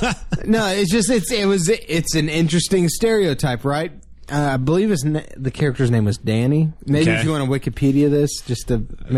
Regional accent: Dallas, Texas, United States; also born or lived in San Antonio, Texas; Born in Texas, live in Texas.

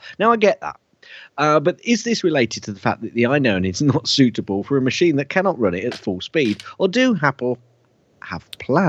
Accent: United Kingdom; I'm British.

